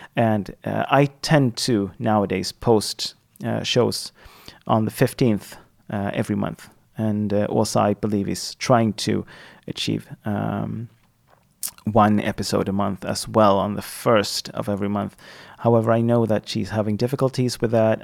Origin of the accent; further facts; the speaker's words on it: Sweden; first language Swedish; English is a second language; my native language, my L1, the the first language that I that I hold is Swedish.